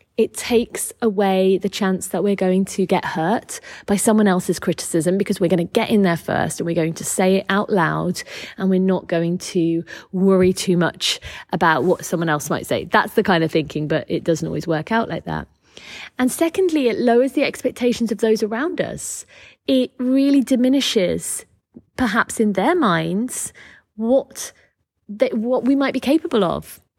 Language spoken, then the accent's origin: English; United Kingdom; accent: British; you can tell by my accent that I am British.